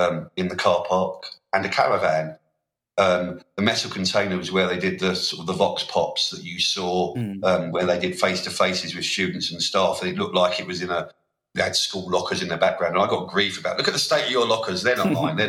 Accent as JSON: {"language": "English", "region": "London", "country": "United Kingdom", "said": "I come from South London"}